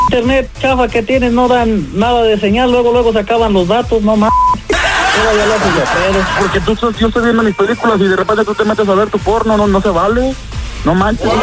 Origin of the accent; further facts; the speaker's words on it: Hidalgo, Mexico; ya sabes cómo somos los guachacolitos de Hidalgo.